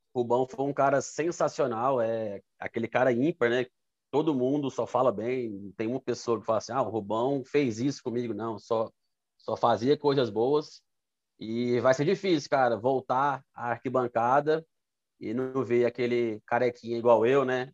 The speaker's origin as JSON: {"language": "Portuguese", "town": "Fortaleza", "region": "Ceará", "country": "Brazil", "said": "Sou do Ceará, Fortaleza"}